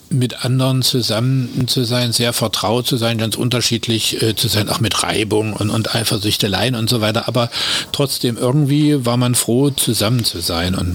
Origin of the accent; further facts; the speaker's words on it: Dresden, Saxony, Germany; Ich bin in Dresden geboren und äh, da eben auch zur Schule gegangen.